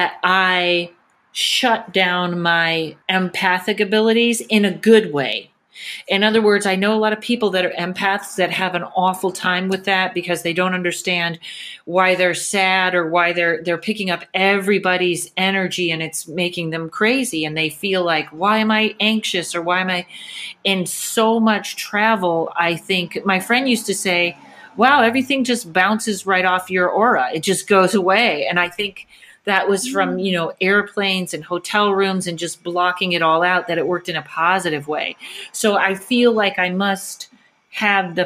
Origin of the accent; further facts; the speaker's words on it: Massachusetts, United States; now in Los Angeles, United States; I grew up in Massachusetts and I go visit my parents in upstate New York, but I am such an LA girl with the weather